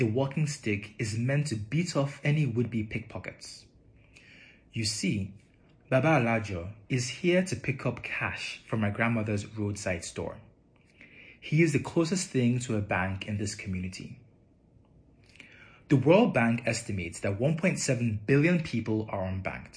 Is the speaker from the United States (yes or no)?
no; Nigeria; moved away; also born or lived in Europe / North America; I was born in Nigeria. I've been fortunate to have lived and worked in Europe and North America and Africa.